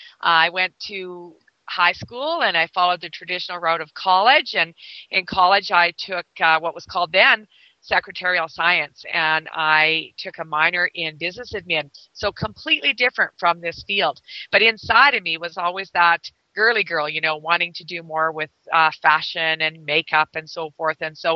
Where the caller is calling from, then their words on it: Black Falls, Alberta, Canada; I'm broadcasting today from Black Falls, Alberta, Canada.